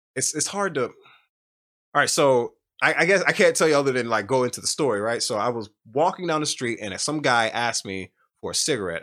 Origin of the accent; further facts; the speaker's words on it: United States; I'm from America